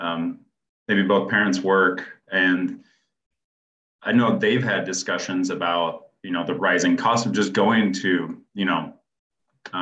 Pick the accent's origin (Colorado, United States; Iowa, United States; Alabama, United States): Iowa, United States; Cedar Rapids; I grew up in Cedar Rapids